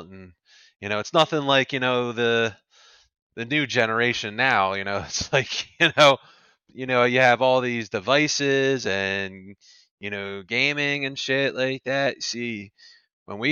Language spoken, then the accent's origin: English; Pennsylvania, United States; I was born, was born and raised in Pennsylvania